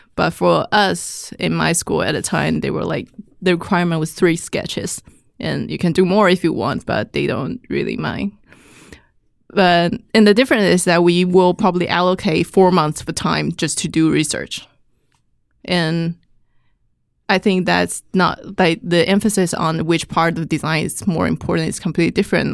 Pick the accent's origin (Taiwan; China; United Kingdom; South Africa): Taiwan; Taipei; moved away as an adult; I grew up in Taiwan